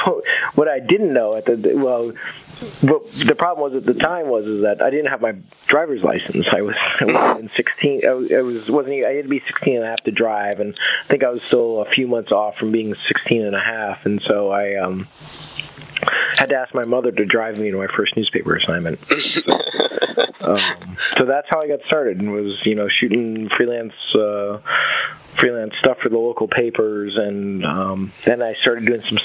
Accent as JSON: {"language": "English", "town": "Boston", "region": "Massachusetts", "country": "United States", "tie": "born or raised there", "moved": "as an adult", "lives_now": "St. Louis, United States", "said": "I grew up in Boston"}